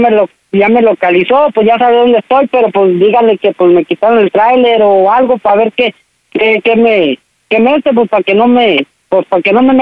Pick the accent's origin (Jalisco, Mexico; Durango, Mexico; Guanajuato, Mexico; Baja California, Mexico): Durango, Mexico; bueno, pues le digo, mi papá es mi papá postizo, yo soy de Durango, mi papá de Oaxaca y mi